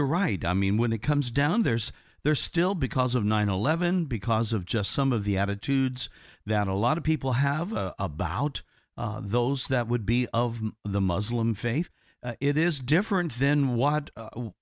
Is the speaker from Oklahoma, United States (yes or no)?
no; Indiana, United States; I grew up with in Indiana